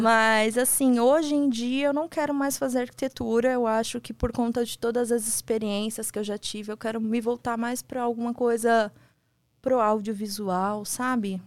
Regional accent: São Paulo, Brazil; sou de São Paulo

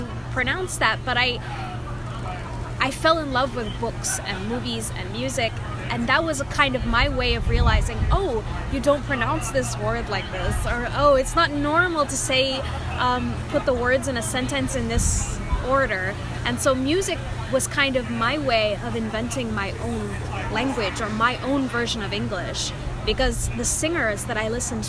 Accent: Houston, Texas, United States; also born or lived in Queens, New York; I was born in Queens, New York, but then my family moved to Houston when I was little

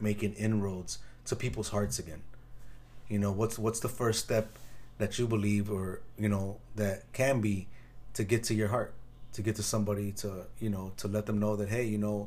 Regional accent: Chicago, Illinois, United States; I grew up in Chicago, so there's a gang on every block.

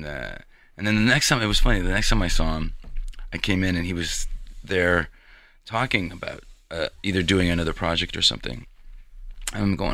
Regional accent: Toronto, Ontario, Canada; moved away as an adult; also born or lived in Los Angeles, United States; now in Las Vegas, United States; I grew up in Toronto, Canada, and moved to L.A. in 97 with a dream.

